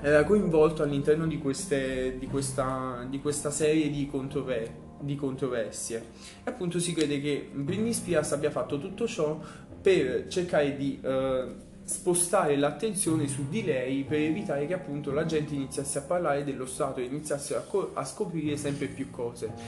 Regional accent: Naples, Campania, Italy; da noi partenopei

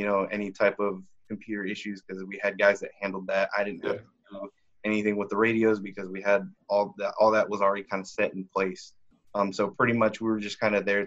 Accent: Austin, Texas, United States; I was born and raised in Austin

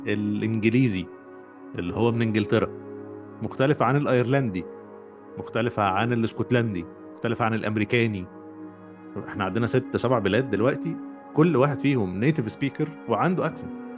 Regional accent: Egypt; moved away; انا مصري وانت مصري واحنا في مصر

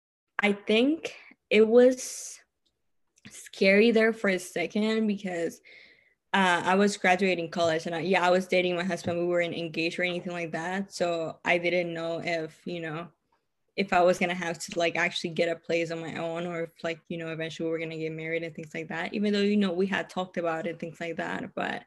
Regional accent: Texas, United States; I know a lot of other states are not as half. I'm from Texas. Texas is like way cheaper than California.

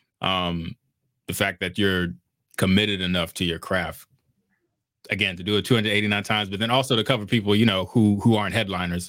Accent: Woodbridge, Virginia, United States; I was born in Woodbridge, Virginia, which is in the DMV

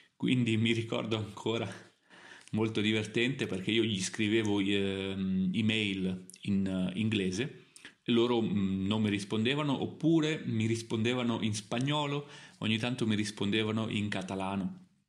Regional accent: Italy; also born or lived in Milan / Germany; io sono italiano, quindi l'Italia è il mio paese natale, perché sono nato in Italia

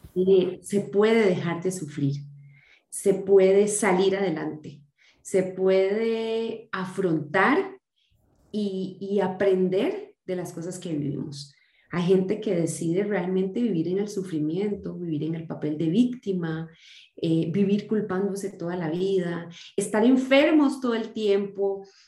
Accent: Costa Rica; yo soy costarricense, nací en Costa Rica y me criaron en la em, religión evangélica, así fui criada

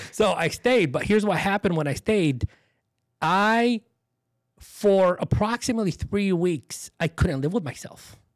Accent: Dearborn, Michigan, United States; also born or lived in Beirut, Lebanon; Where we grew up was in Dearborn, Michigan, which is a suburb of Detroit.

